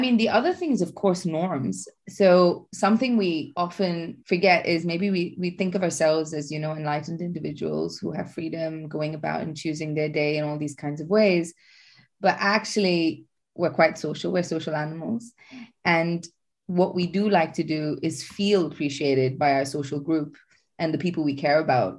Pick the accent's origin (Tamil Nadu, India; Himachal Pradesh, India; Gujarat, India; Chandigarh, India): Tamil Nadu, India; Chennai; moved away as an adult; now in United Kingdom; I first moved here around now nearly 10 years ago from India. I'm used to hot weather. I come from Chennai